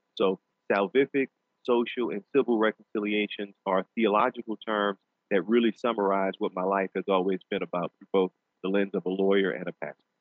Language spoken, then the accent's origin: English; New Orleans, Louisiana, United States; in my native language of gumbo, uh, being from New Orleans